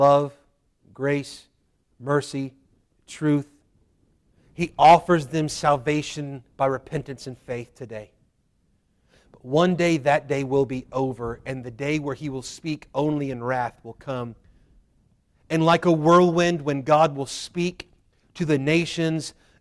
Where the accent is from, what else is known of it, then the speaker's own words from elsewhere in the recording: Waynesboro, Virginia, United States; I was born in Waynesboro